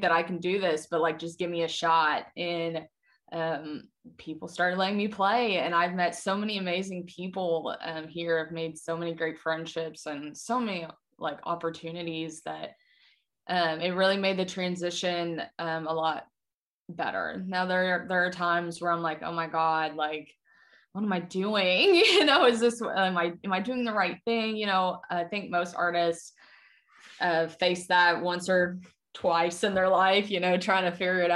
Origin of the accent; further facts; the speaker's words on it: Lexington, Kentucky, United States; moved away as an adult; I had so much hometown support in Lexington.